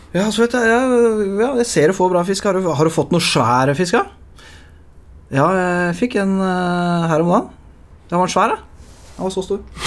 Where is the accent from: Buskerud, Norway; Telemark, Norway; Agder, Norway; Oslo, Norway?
Buskerud, Norway; Lier; Jeg er jo fra Lier